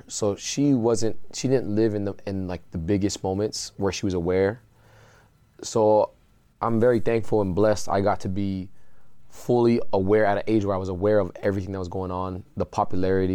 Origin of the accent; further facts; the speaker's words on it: San Diego, California, United States; now in Hawaii, United States; go to high school in San Diego